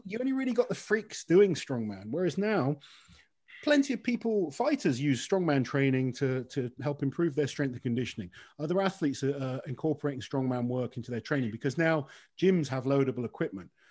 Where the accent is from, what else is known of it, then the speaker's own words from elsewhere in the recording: United Kingdom; as a British athlete